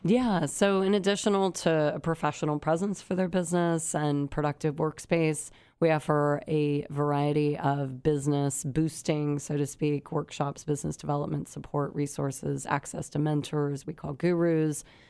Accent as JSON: {"language": "English", "area": "San Luis Obispo County, Central Coast", "region": "California", "country": "United States", "tie": "born or raised there", "said": "I grew up on the Central Coast, beautiful San Luis Obispo County"}